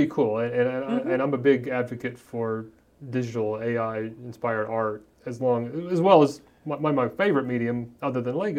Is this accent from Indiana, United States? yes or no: yes; Columbus, Indiana, United States; I grew up in Columbus, Indiana. I actually grew up halfway between Columbus, Indiana and Seymour, Indiana.